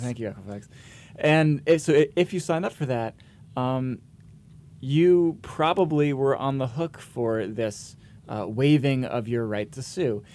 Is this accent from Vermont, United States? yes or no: yes; Vermont, United States; I grew up in Vermont